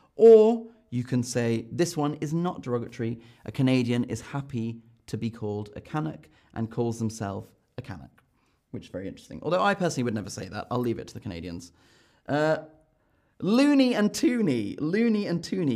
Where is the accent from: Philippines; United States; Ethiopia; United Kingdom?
United Kingdom; as a Brit